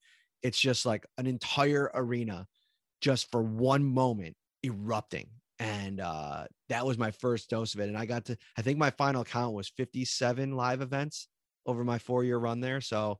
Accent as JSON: {"language": "English", "town": "Buffalo", "region": "New York", "country": "United States", "said": "I think he found out that I was from Buffalo and we kind of shared tweets back and forth."}